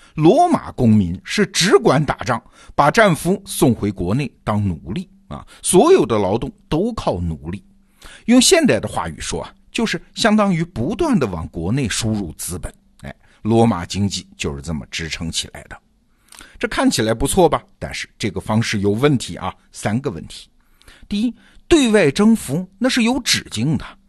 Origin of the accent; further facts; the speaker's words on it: China; 只是按照我们中国人的经验